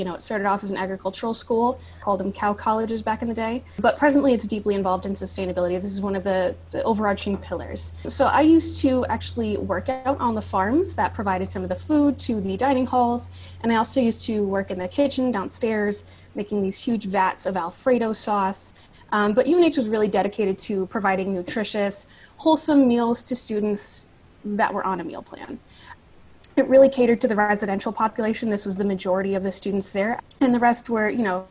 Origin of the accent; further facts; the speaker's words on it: Catskill region of New York, United States; also born or lived in New Hampshire; I am from the Catskill region of New York